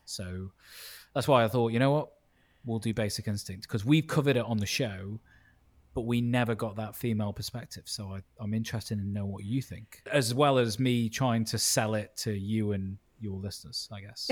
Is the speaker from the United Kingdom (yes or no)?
yes; Stoke-on-Trent, West Midlands, United Kingdom; moved away as an adult; also born or lived in Leeds; I was born in Stoke on Trent. My parents are Italian and Greek, but I was born in Stoke on Trent